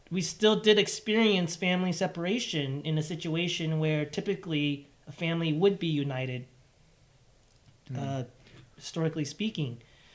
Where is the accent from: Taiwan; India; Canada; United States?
Taiwan; born there; Yeah, I was born in... Yeah, I was born in Taiwan.